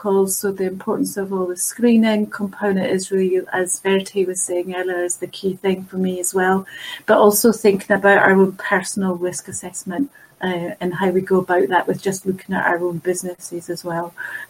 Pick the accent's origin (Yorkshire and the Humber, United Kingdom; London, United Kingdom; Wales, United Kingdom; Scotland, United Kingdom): Scotland, United Kingdom; accent: Scottish; now in Canterbury, United Kingdom; I'm based down in Kent, in Canterbury in Kent, despite my Scottish accent, I'm in the southern side and in the southeast along with Emma. I actually work from home and I live at home alone as well.